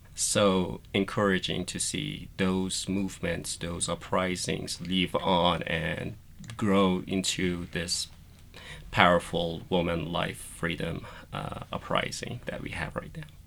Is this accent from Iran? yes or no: yes; Iran; moved away; I was born and raised in Iran. I went to school there